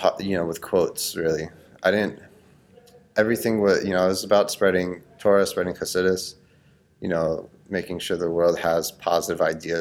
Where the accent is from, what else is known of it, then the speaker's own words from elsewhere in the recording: Cooper City, Florida, United States; I grew up in Cooper City, Florida